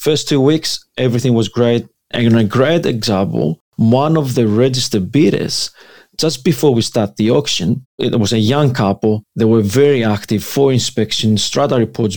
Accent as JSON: {"language": "English", "country": "Greece", "moved": "yes", "lives_now": "Sydney, Australia", "said": "I'm from Greece. Greek background. Both mom and dad, they're coming from Greece"}